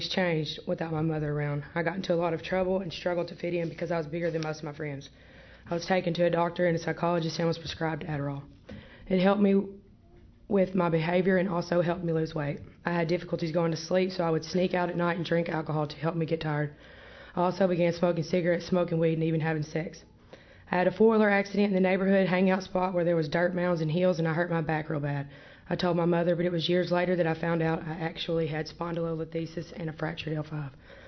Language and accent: English; Jonesboro, Arkansas, United States; I was born on September 19, 1985 in Jonesboro, Arkansas